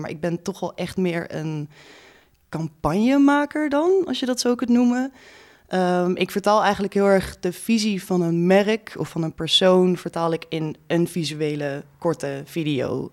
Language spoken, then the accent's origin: Dutch; Groningen, Netherlands; now in Amsterdam, Netherlands; Ik kom uit Groningen oorspronkelijk